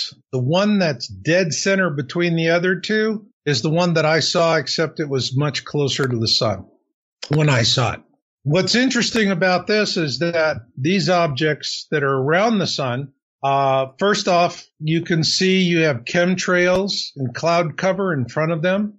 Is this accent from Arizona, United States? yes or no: yes; Arizona, United States; I grew up in Arizona